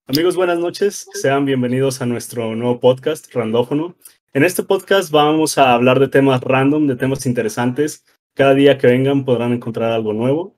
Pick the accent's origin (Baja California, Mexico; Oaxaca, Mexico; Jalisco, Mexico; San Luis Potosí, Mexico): San Luis Potosí, Mexico; Rioverde; now in Querétaro, Mexico; todos somos de Río Verde, San Luis Potosí